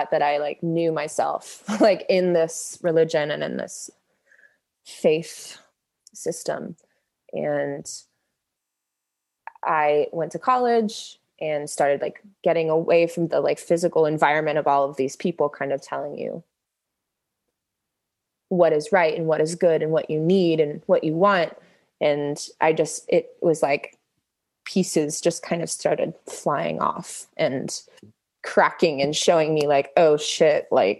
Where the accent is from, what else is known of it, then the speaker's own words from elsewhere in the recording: Melbourne, Florida, United States; Melbourne, Florida, which is southeast of Orlando. It's like near Cape Canaveral. So I got to see the space shuttles launch from my front yard.